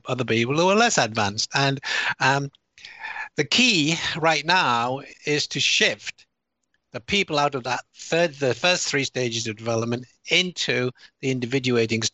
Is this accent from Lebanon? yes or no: no; United Kingdom; accent: British; moved away; also born or lived in United States; although I sound British and I have a British citizen, I'm also an American citizen. I lived there for 24 years